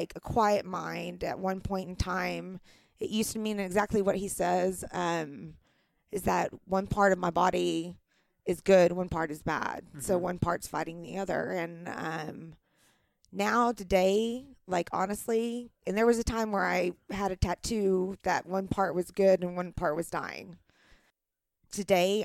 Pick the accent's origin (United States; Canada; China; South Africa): United States; the Bible Belt; I'm from a small town. I'm from the Bible Belt